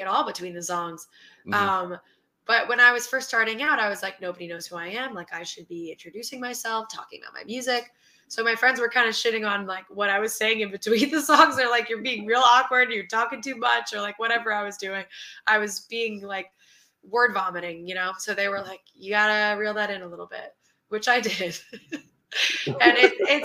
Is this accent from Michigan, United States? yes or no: no; New York City, New York, United States; since I grew up in New York City, I returned to New York City